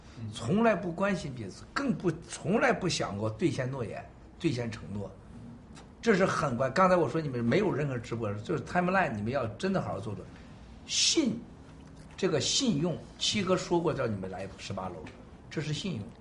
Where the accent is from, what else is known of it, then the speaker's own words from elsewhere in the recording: United States; 我们在美国长大的这些孩子当中，你说他怎么知道中国德行呢？但我们知道中国德行。